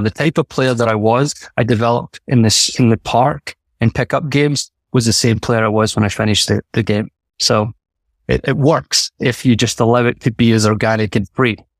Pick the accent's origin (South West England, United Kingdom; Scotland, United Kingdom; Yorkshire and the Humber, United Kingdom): Scotland, United Kingdom; moved away; growing up in Scotland